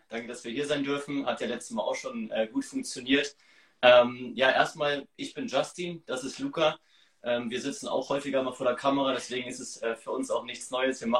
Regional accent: Hamburg, Germany; Wir kommen aus Hamburg und die wohnen halt weiter weg.

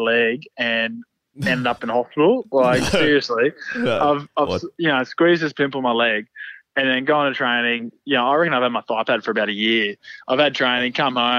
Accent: Brisbane, Queensland, Australia; also born or lived in Toowoomba, Australia; I lived there for about five, you know, until I was five, and then I was in Brisbane

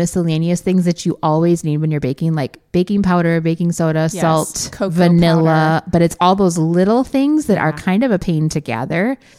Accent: Wisconsin, United States; because we're from Wisconsin.

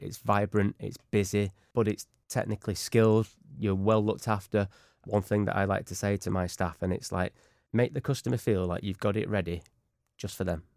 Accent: Manchester, North West England, United Kingdom; We're all from Manchester.

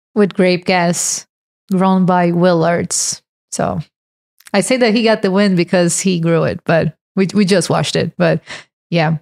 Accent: Brazil; English is a second language; moved away; I'm from Brazil.

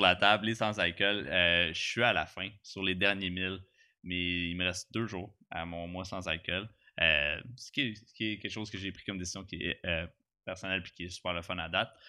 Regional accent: Gatineau, Quebec, Canada; Je viens de Gatineau, je suis pas un gars d'Armeux

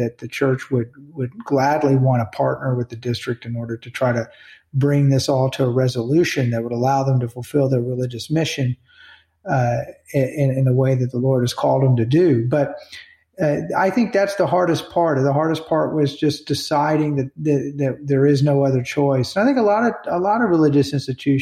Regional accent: United States; we, as Americans

